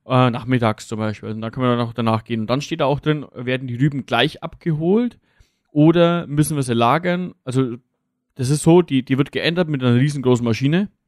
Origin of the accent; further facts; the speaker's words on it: Lower Franconia, Bavaria, Germany; hier bei uns jetzt im, im Raum, vor allem jetzt im Raum Unterfranken